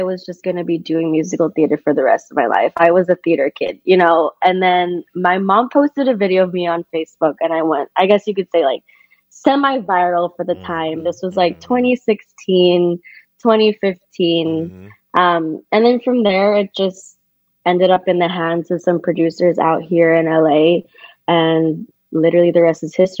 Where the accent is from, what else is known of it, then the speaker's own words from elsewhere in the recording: Manila, Metro Manila, Philippines; moved away as an adult; also born or lived in California / Cambridge, United Kingdom; now in Los Angeles, United States; born and raised in the Philippines, and I will forever rep that. But, you know, I grew up between California and the Philippines